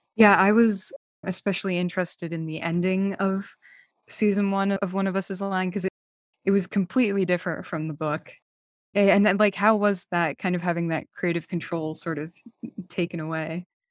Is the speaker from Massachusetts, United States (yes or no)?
yes; Massachusetts, United States; I'm also from Massachusetts